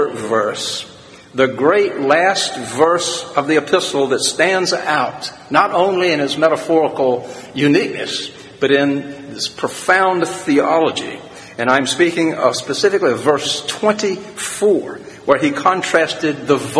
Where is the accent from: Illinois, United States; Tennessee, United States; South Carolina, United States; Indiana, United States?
South Carolina, United States; being from a small town in agricultural South Carolina